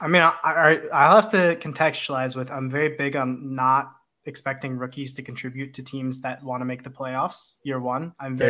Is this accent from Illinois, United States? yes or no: yes; Chicago, Illinois, United States; I'm from Chicago.